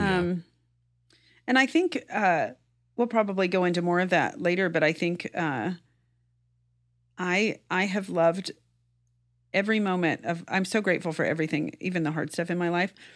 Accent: rural Kansas, United States; I grew up in rural Kansas

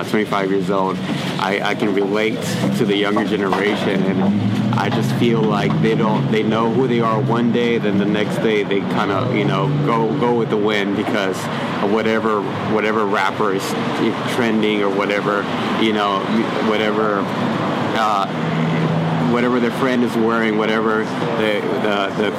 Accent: San Antonio, Texas, United States; moved away as an adult; also born or lived in Minnesota; now in Austin, United States; I was in San Antonio, born and raised there.

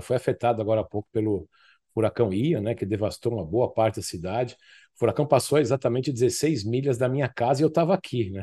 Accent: São Paulo, Brazil; Eu morava no Tucuruvi, eu sou da zona norte de São Paulo

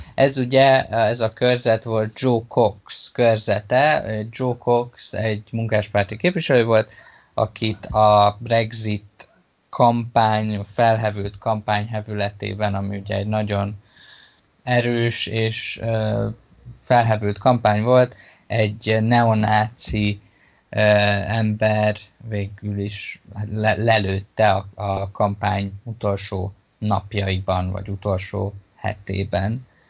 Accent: Hungary; Magyarországon nőttem fel

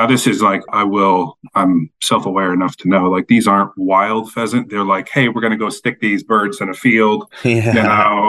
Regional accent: Defiance, Ohio, United States; moved away as an adult; now in Washington, D.C., United States; born and raised in Ohio, Northwest Ohio, a small town called Defiance.

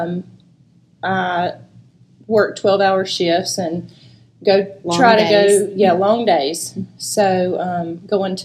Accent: Kings Mountain, North Carolina, United States; moved away as an adult; now in Shelby, United States; I'm originally from Kings Mountain. Now we live here in Shelby.

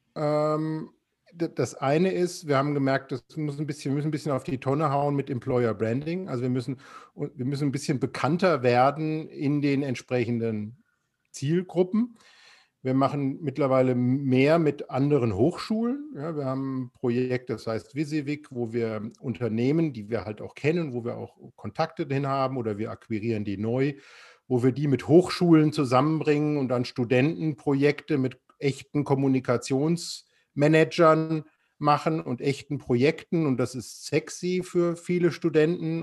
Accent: Frankfurt, Hesse, Germany; now in Offenburg, Germany; als Frankfurter

